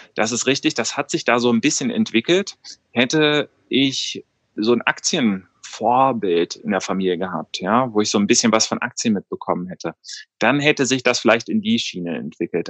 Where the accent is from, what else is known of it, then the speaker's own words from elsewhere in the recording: Cologne, North Rhine-Westphalia, Germany; also born or lived in New York; Ich bin ursprünglich gebürtiger Kölner